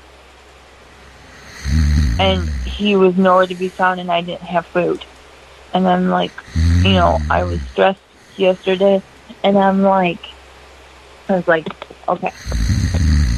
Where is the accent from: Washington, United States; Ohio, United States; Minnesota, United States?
Minnesota, United States; Northern; I'm from Northern Minnesota